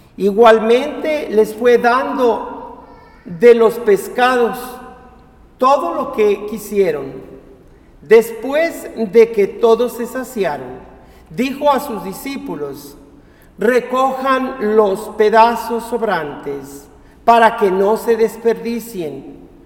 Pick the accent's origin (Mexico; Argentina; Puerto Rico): Mexico; Ario de Rosales, Michoacán; moved away; mi pueblo, Ario de Rosales